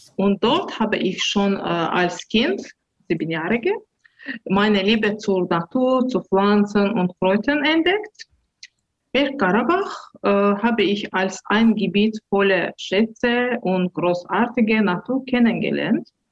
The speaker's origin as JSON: {"language": "German", "town": "Baku", "country": "Azerbaijan", "tie": "born or raised there", "second_language": "German", "moved": "yes", "lives_now": "Herten, Germany", "said": "Ich bin in der Hauptstadt Baku am Kaspischen Meer aufgewachsen"}